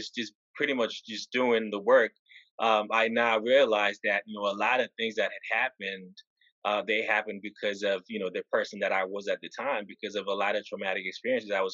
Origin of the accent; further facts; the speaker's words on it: Haiti; moved away; growing up in Haiti